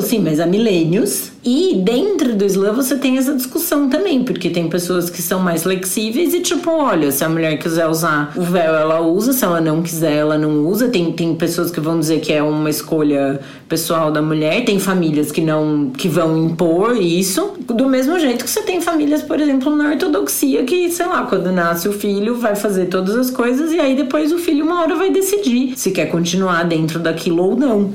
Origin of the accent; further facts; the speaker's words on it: Brazil; moved away; eu sou brasileira